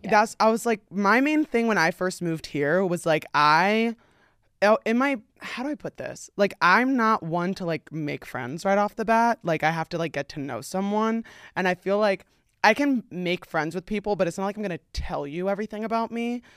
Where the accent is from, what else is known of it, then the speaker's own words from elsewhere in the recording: New Jersey, United States; moved away as an adult; now in Los Angeles, United States; I'm from New Jersey.